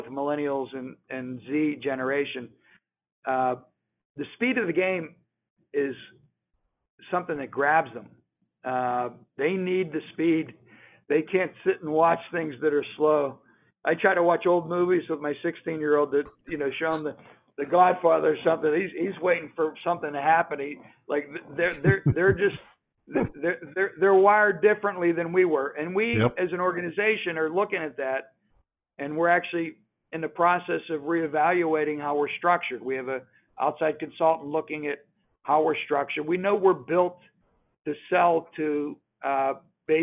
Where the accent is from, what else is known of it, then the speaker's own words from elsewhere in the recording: Pittsburgh, Pennsylvania, United States; I grew up in Pittsburgh